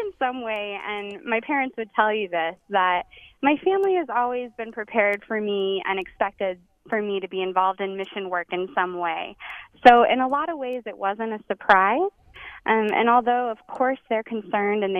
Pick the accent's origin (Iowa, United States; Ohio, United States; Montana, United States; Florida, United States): Montana, United States; also born or lived in Wheaton, Illinois; now in Chicago, United States; I'm actually originally from Montana